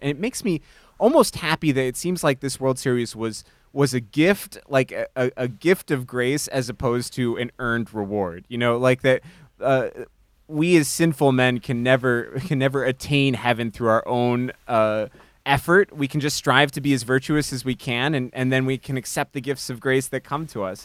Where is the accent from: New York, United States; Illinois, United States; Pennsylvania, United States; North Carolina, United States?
Illinois, United States; Chicago; growing up in Chicago during the, um, Michael Jordan era